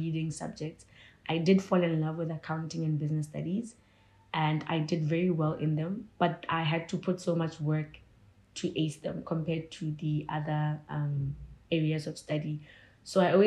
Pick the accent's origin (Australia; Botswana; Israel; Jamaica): Botswana; Gaborone, South-East District; I grew up in Gads. I think I started my preschool, primary, and high school in Gaborone, Botswana.